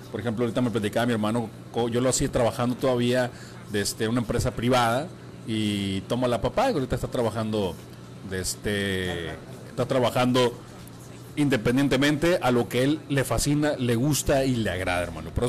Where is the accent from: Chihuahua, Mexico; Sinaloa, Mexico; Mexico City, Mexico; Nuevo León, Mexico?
Sinaloa, Mexico; San Blas; now in Los Mochis, Mexico; mejor yo soy de San Blas el Fuerte, aquí cerquita de la ciudad de los moches